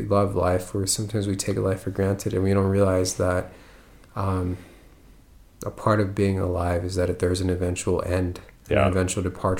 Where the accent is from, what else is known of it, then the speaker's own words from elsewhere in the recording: United States; The thing about being an American